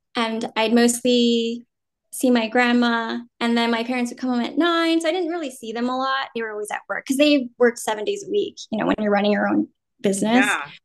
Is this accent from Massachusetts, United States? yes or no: no; Jersey City, New Jersey, United States; first language Vietnamese; English is a second language; now in New York City, United States; I was born and raised in New Jersey